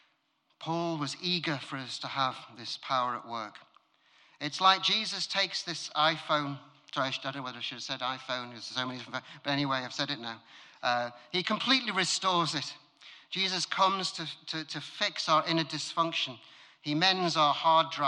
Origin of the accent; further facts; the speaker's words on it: United Kingdom; I'm British